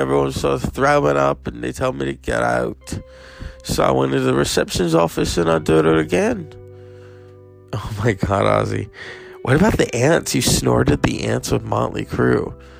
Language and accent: English; Birmingham, West Midlands, United Kingdom; But, you know, when I was growing up in Birmingham, I wanted to be a ….